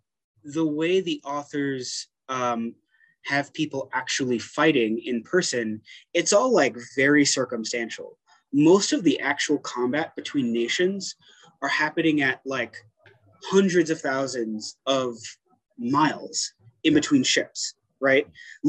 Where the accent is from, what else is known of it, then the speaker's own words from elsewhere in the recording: Brooklyn, New York, United States; born there; so I was born in East New York, Brooklyn, mm-hmm. Which is like one of the, in the 90s, it was like one of the poorest and most dangerous parts of Brooklyn. Moved around a lot as a kid